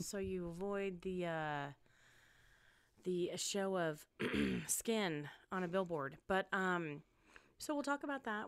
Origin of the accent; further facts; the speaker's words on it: Spokane, Washington, United States; moved away as an adult; also born or lived in California / Wichita, Kansas; now in Las Vegas, United States; moved to Spokane, Washington, where I was raised, um, and grew up